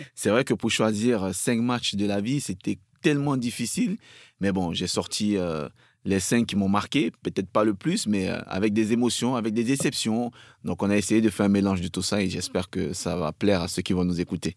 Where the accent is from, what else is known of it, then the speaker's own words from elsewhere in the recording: Cameroon; moved away as an adult; also born or lived in France; je suis encore tout gamin, je vois ça à la télé, chez moi au Cameroun, avec mes parents